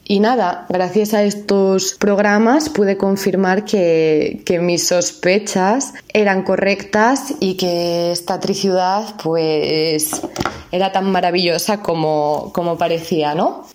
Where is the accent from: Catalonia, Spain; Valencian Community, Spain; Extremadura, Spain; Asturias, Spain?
Asturias, Spain; moved away as an adult; now in Poland; tengo 16 años y vengo de Asturias, una pequeña y muy bonita región del norte de España